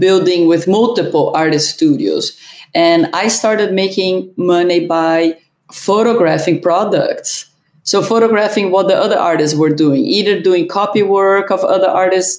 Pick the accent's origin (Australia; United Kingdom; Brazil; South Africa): Brazil; moved away as an adult; also born or lived in Germany (ancestry) / Ohio; I was born in Brazil. My father came work in Brazil, and my whole family, both of my parents are German